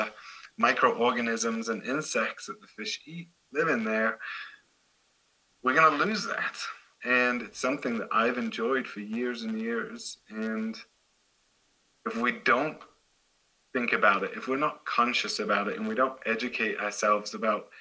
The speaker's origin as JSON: {"language": "English", "town": "Derby", "region": "East Midlands", "country": "United Kingdom", "moved": "yes", "lives_now": "Boulder, United States", "said": "I'm actually from Derbyshire, but Nottingham is the easiest place to tell Americans where I'm from"}